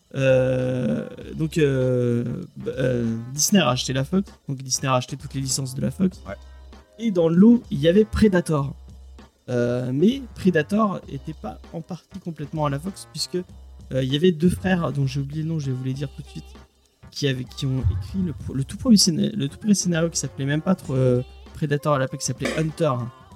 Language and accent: French; Marseille, Provence-Alpes-Côte d'Azur, France; je suis marseillais